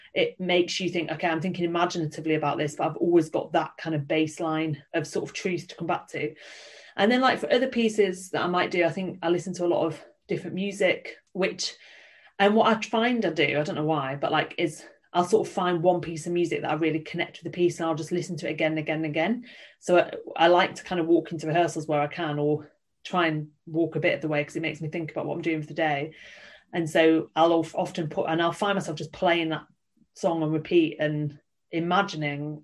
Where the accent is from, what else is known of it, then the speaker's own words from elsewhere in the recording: Yorkshire and the Humber, United Kingdom; I'm from Yorkshire.